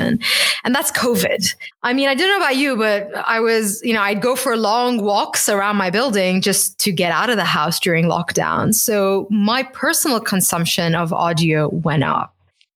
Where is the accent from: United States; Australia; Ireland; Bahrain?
Bahrain; my own childhood growing up in Bahrain.